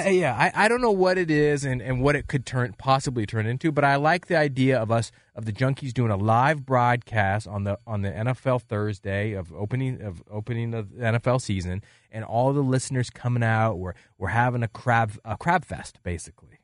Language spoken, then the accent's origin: English; eastern Washington, United States; I'm from, uh, the greatest place on earth either in eastern Washington.